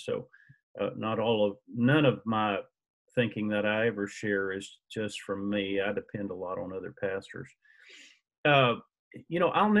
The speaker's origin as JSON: {"language": "English", "town": "Dumas", "region": "Texas", "country": "United States", "tie": "born or raised there", "also_born_or_lived": "Indianapolis, Indiana / Kentucky / Decatur, Georgia / Hereford, Texas", "moved": "as an adult", "said": "I'm a Panhandle native. I was born in Dumas."}